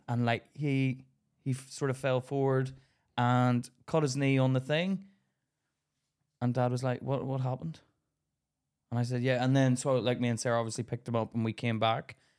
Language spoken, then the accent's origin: English; Belfast, Northern Ireland, United Kingdom; now in England; I grew up in Belfast